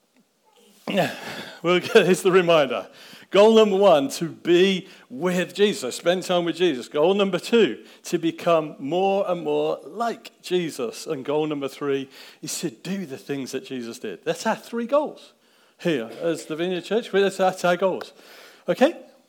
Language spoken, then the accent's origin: English; Daventry, East Midlands, United Kingdom; I grew up in Daventry. I grew up on the Southbrook estate. Actually, I was born in the house